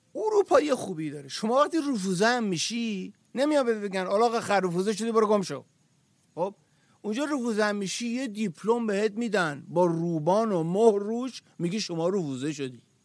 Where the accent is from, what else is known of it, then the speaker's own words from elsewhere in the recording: Iran; زمان شاه تو ایران ما اون موقع به دنیا آمدیم